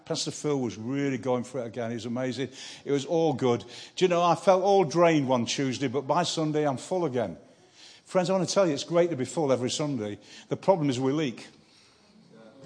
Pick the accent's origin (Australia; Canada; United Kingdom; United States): United Kingdom; Manchester, North West England; I'm from Manchester, a northerner.